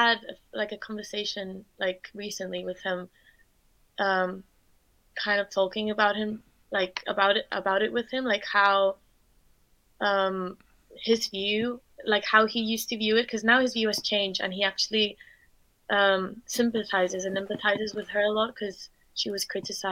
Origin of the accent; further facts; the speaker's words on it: Spain; now in London, United Kingdom; I'm from Spain. So I grew up in Spain, but my mum is German and my dad's Dutch